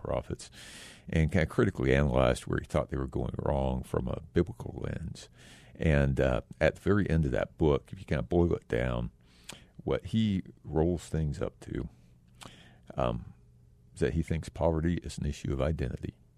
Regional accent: Texas, United States; also born or lived in Japan; now in Phoenix, United States; I grew up in Texas mostly, and most of my, uh, you know, also a little time in Japan

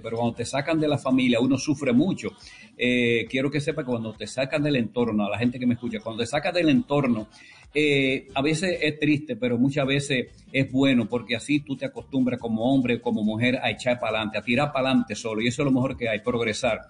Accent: La Vega, Dominican Republic; moved away; also born or lived in San Francisco de Macorís / Puerto Rico; yo soy de La Vega

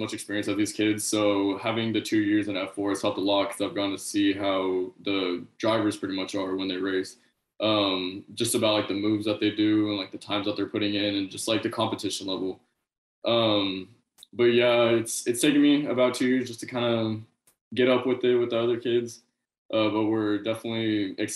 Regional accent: San Antonio, Texas, United States; also born or lived in Boerne, Texas; I was born in San Antonio. I moved out to Bernie, Texas for a little bit, but now I'm back in San Antonio

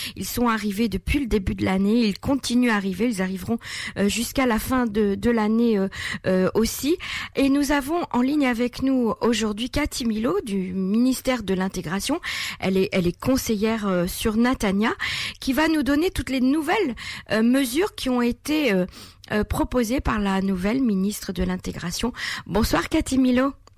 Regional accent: Israel; en tant qu'Israéliens et, juifs

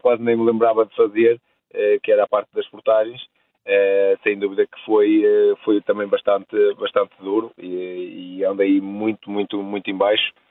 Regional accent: Portugal; eu sendo eu português

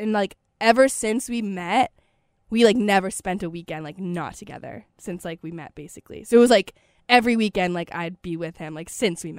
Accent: York, Maine, United States; I'm from York, Maine, and UNH is close to York, Maine.

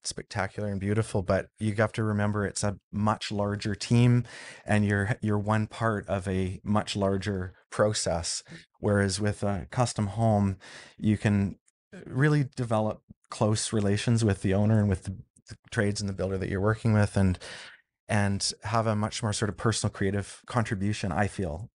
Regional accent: Vancouver Island, British Columbia, Canada; I grew up on Vancouver Island

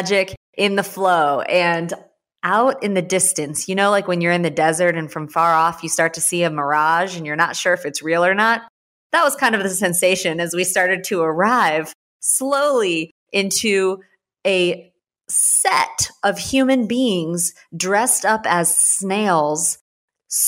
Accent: St. Louis, Missouri, United States; moved away as an adult; also born or lived in Houston, Texas; growing up, I grew up in St. Louis

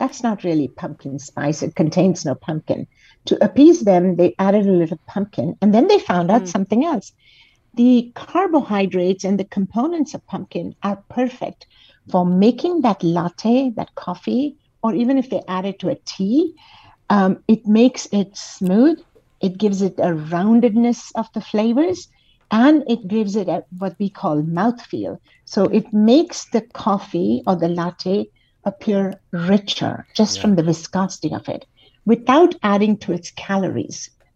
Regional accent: India; moved away; I come originally from India

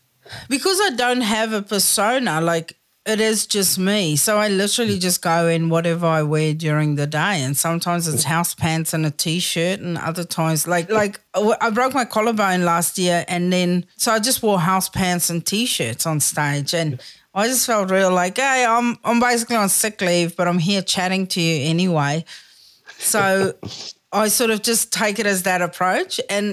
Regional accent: South Africa; Like, I think as a South African, I think we are all heightened because we are fucking ready.

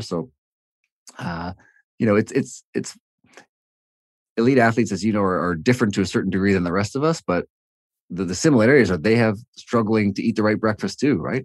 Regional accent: Toronto, Ontario, Canada; also born or lived in Hamilton, Canada; I'm from Toronto

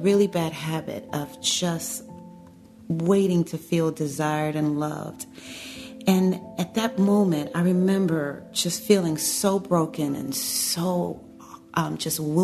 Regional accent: Chicago, Illinois, United States; growing up in the south side of Chicago, normal family, growing up in the inner city

